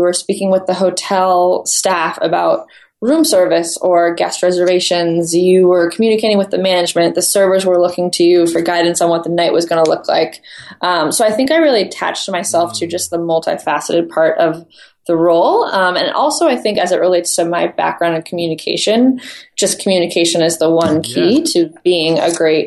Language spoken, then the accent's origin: English; Northern California, United States; moved away; where I grew up in Northern California, it's a beautiful place right on the ocean.